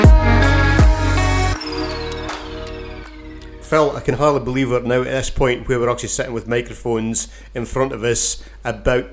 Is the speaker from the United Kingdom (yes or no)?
yes; Keith, Scotland, United Kingdom; Born and brought up in Keith, a farming town in Bamshire